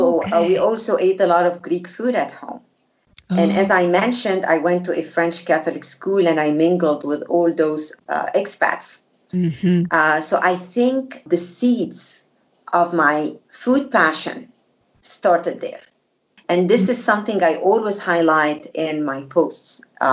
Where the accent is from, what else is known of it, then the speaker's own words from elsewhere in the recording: Egypt; moved away as an adult; also born or lived in Cairo / Alexandria; I was born and raised in Egypt in a Coptic Christian family. Okay. And I was fortunate enough to live in both Cairo and Alexandria.